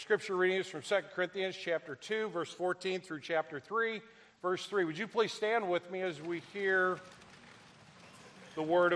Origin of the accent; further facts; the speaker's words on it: Midwest, United States; I'm from the Midwest, so we're just as stubborn as y'all.